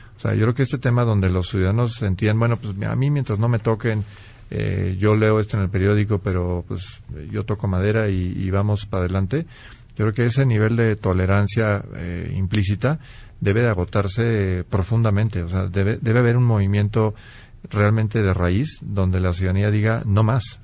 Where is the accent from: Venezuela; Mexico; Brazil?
Mexico; Guanajuato; soy oriundo de Guanajuato